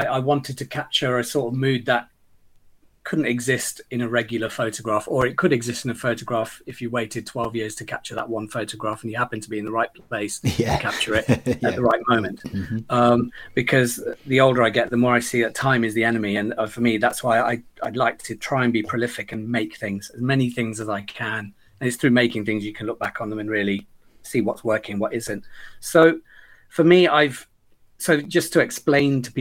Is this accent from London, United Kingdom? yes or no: no; Leicester, East Midlands, United Kingdom; I'm a child of Gujarati immigrant parents who settled in Leicester in the late 60s. I spent my youth wandering the streets, becoming intimate with every corner of the city